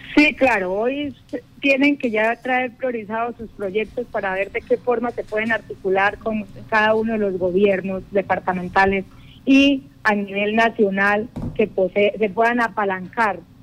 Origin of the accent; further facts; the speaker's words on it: Casanare, Colombia; nuestro llano, que conozcan qué es Casanare, nuestras potencialidades